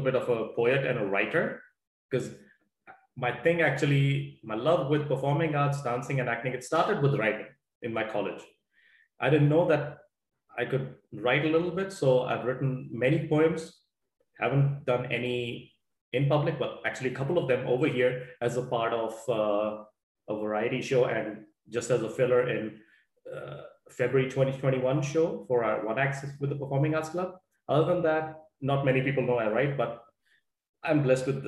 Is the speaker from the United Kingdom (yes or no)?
no; Ludhiana, Punjab, India; now in Thunder Bay, Canada; I am from India, Punjab, city of Ludhiana. And I am currently residing in Thunder Bay, Canada, Ontario.